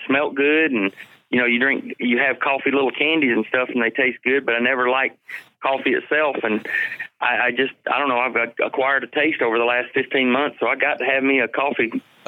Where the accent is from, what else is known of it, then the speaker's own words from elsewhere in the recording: Georgia, United States; also born or lived in Dayton, Ohio; I'm from Georgia